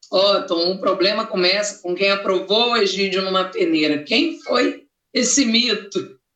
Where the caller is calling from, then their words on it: Embu das Artes, São Paulo, Brazil; Sou daqui do Embu das Artes, Grande São Paulo, Zona Sul. Abraço para tu. Sou torcedor do Flu.